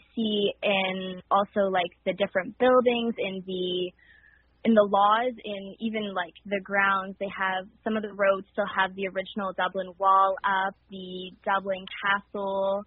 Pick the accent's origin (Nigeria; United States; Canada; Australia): Canada; small town outside Montreal, Quebec; I'm from a small town just outside of Montreal